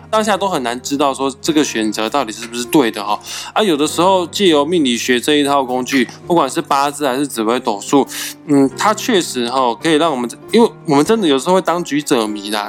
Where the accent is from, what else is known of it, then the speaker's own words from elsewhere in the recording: Kaohsiung, Taiwan; 那我是高雄人